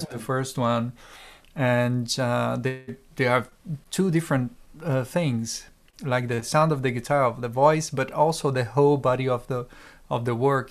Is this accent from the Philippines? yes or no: no; Brazil; now in Europe; I am from Brazil, and I moved to Europe um, ten years ago